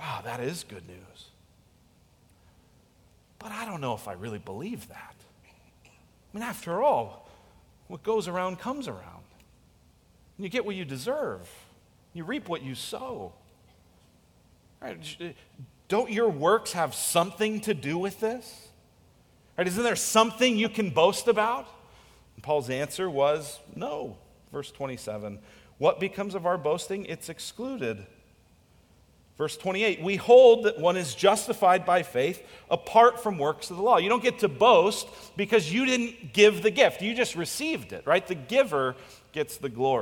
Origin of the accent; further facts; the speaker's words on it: United States; we are American capitalists